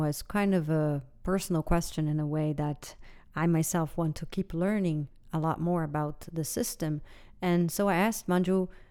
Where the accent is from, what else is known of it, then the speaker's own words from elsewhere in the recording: Brazil; I am from Brazil